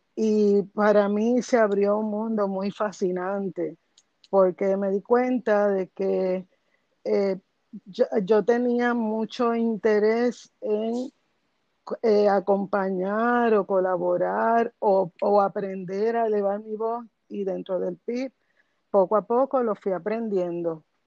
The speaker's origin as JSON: {"language": "Spanish", "town": "Bayamón", "country": "Puerto Rico", "tie": "born or raised there", "said": "yo nací en Bayamón y me crié en Bayamón y me gradué de escuela superior en Bayamón"}